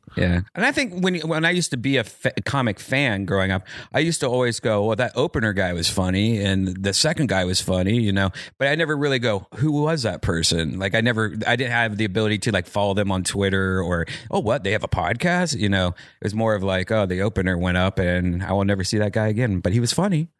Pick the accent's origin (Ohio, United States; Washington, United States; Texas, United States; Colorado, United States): Ohio, United States; Columbus; moved away as an adult; now in California, United States; I grew up in Ohio